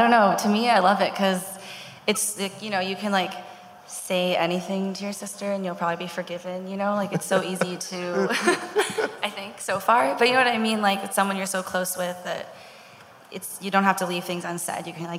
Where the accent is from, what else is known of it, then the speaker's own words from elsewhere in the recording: Seattle, Washington, United States; moved away as an adult; now in Los Angeles, United States; Because we were all born and raised in Seattle